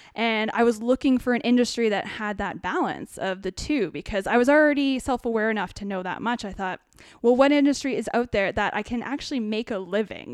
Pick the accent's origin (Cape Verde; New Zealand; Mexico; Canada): Canada; New Hamburg, Ontario; also born or lived in United States / Kitchener-Waterloo; I grew up in a really small town in New Hamburg, which is just outside Kitchener-Waterloo